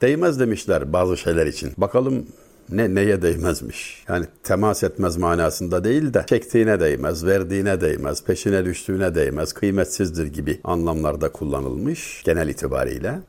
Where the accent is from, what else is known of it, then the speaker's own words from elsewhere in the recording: Denizli, Turkey; Ben Denizli'liyim. Bizim oranın yatağın kasabası.